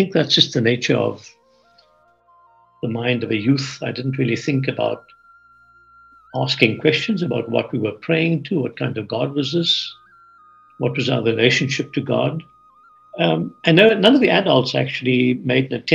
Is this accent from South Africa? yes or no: yes; Port Elizabeth, Eastern Cape, South Africa; now in California, United States; I grew up in Port Elizabeth in South Africa, a city of about 200,000.